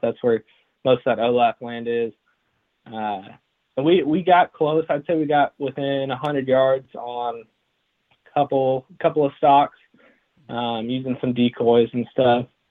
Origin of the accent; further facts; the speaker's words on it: Enid, Oklahoma, United States; also born or lived in Texas; grew up in Enid, Oklahoma